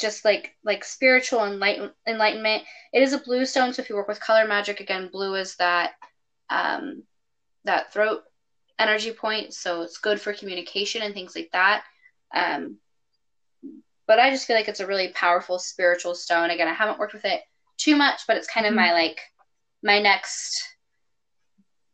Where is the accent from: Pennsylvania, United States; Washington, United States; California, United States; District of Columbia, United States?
California, United States; I'm a Californian